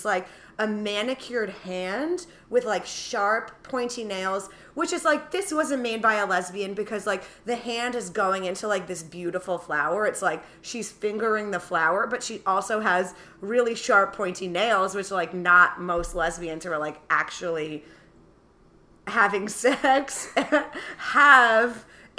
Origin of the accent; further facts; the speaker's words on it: New York, United States; It can be hard as a New Yorker too, putting all your shit in a backpack.